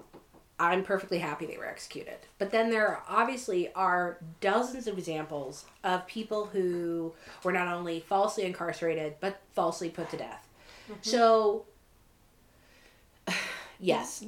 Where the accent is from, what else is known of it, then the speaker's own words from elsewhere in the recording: Florida, United States; moved away; also born or lived in Washington; in Florida, we stayed up